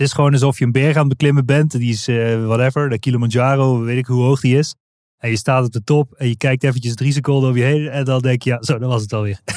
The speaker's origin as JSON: {"language": "Dutch", "region": "Limburg", "country": "Netherlands", "said": "Wij spreken volgens mij dezelfde taal, want we komen allebei uit Limburg"}